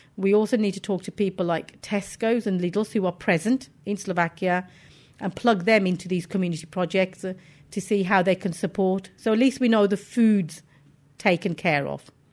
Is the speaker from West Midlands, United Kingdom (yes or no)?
yes; Wolverhampton, West Midlands, United Kingdom; I was born in Wolverhampton